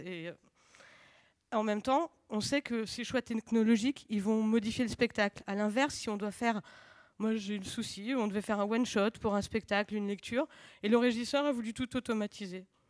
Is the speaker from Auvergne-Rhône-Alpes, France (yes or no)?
yes; Lyon, Auvergne-Rhône-Alpes, France; je viens de Lyon